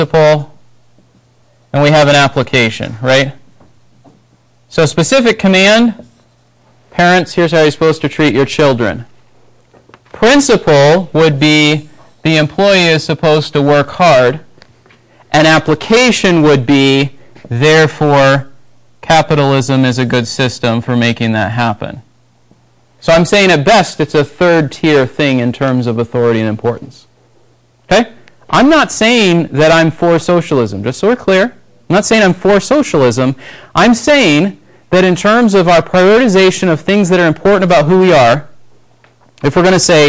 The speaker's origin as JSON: {"language": "English", "country": "United States", "said": "we grew up in the United States"}